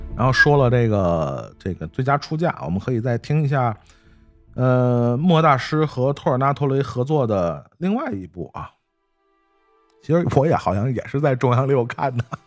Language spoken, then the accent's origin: Chinese; China; 用我们中国人的话说叫君子之交淡如水嘛